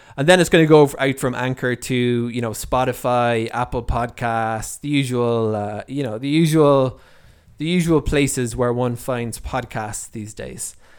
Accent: Ireland; moved away as an adult; now in Israel; I'm originally from Ireland, so I'm one of the few, relatively few Olim, uh, that, uh, that came from Ireland that are living here in, in Israel

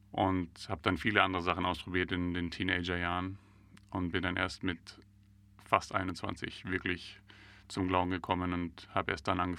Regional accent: Dachau, Bavaria, Germany; born there; Ich nicht. Ähm, ich bin in Dachau geboren, also nicht weit weg von hier

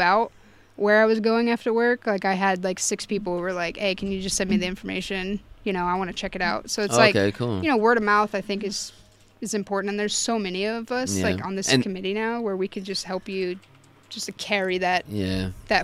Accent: San Antonio, Texas, United States; moved away as an adult; I'm from San Antonio.

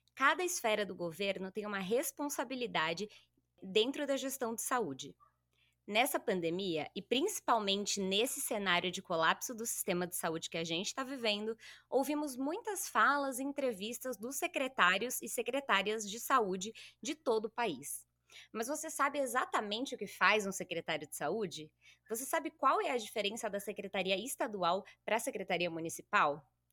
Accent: São Bernardo do Campo, São Paulo, Brazil; eu sou de São Bernardo, nascida e criada

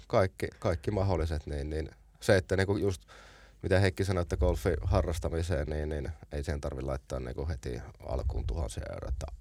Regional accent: Oulu, North Ostrobothnia, Finland; meillä Oulussa silloin

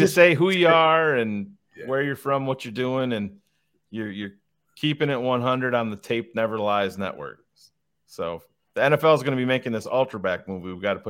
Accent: New York, United States; I'm from New York

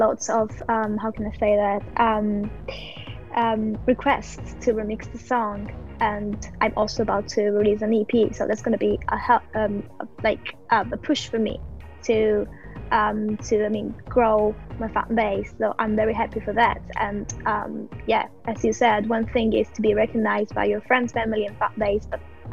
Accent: Italy; English is a second language; moved away as an adult; now in London, United Kingdom; when I moved to London, because I'm from Italy, when I moved to London

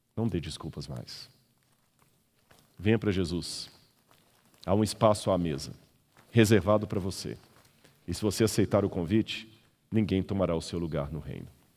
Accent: Belo Horizonte, Minas Gerais, Brazil; Eu sou mineiro, de Belo Horizonte

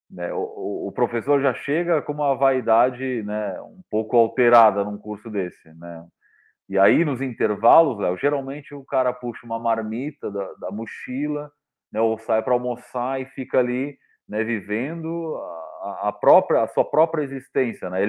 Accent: Santa Catarina, Brazil; eu sou de Santa Catarina

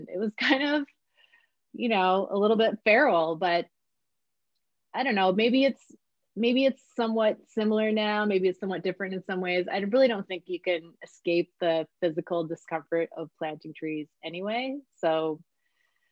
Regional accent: rural New York State, United States; moved away as an adult; also born or lived in Toronto, Canada; now in British Columbia, Canada; I didn't grow up in Canada. I'm from New York State

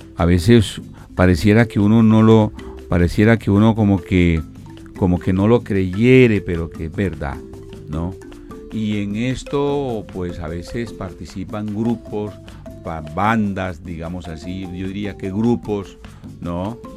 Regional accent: Colombia; parte de nuestra educación eh, eh, holística como, colombianos y como personas

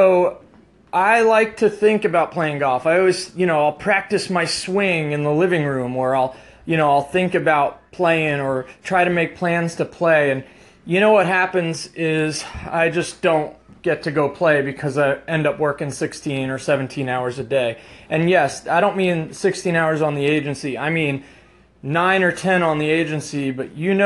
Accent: United States; I grew up in the New Jersey, New York metropolitan area

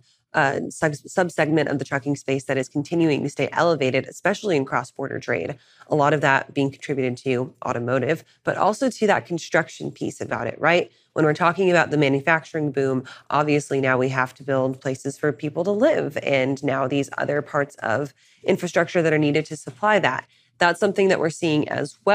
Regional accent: Santa Teresa, New Mexico, United States; my hometown in Santa Teresa, New Mexico

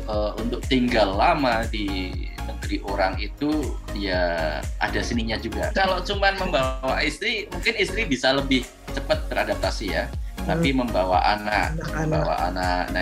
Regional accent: Pekalongan, Central Java, Indonesia; also born or lived in Solo; now in Yogyakarta, Indonesia; Kalau saya lahir dan besar sampai SMA di Pekalongan, Jawa Tengah. Terus kuliah S1 di UNS Eh, Universitas 11 Maret Solo.

